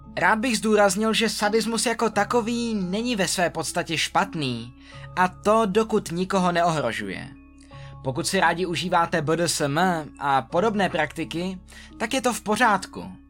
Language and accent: Czech; Czechia; U nás v Čechách